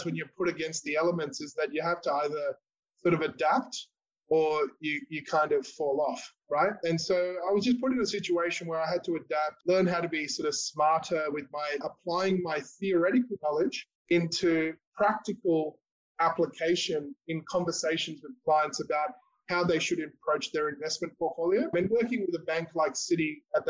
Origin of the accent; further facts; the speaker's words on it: Australia; I was born in Australia, but my parents are of Indian background